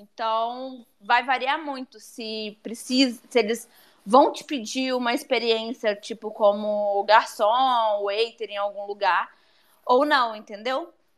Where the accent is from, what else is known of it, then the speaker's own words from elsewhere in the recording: São Mateus, Espírito Santo, Brazil; eu sou de São Mateus